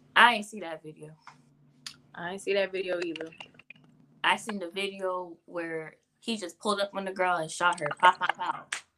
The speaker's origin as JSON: {"language": "English", "town": "Port-au-Prince", "region": "Ouest", "country": "Haiti", "tie": "born or raised there", "moved": "yes", "lives_now": "West Palm Beach, United States", "said": "I'm from Haiti. I was born in Haiti, Port-au-Prince, Kafu. I mm. reside in West Palm Beach, Florida"}